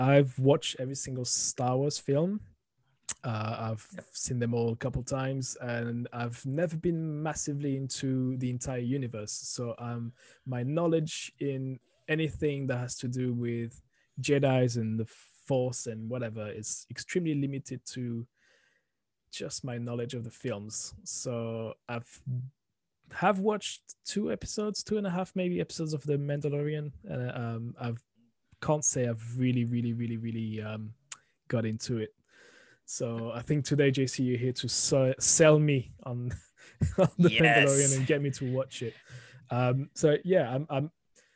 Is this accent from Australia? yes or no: no; France; moved away as an adult; now in United Kingdom; a French national who's moved to the UK about 20 years ago